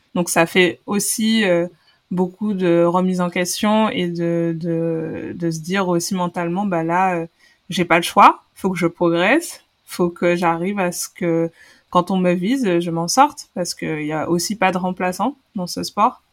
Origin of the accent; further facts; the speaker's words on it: Guadeloupe; moved away as an adult; also born or lived in Paris, France; je viens de, de la Guadeloupe je suis arrivée euh, dans l'hexagone en métropole euh, j'avais 17 ans après mon baccalauréat